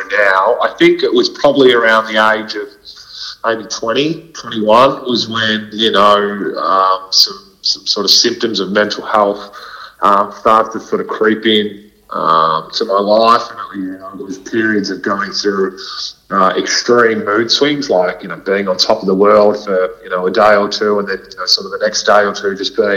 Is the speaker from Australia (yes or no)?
yes; Melbourne, Victoria, Australia; I was brought up in Melbourne, so in a northwestern suburbs called Essendon, Ascot Vale